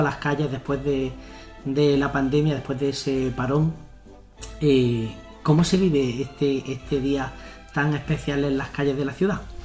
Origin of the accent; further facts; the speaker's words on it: Granada, Andalusia, Spain; estamos en Granada, que somos de Granada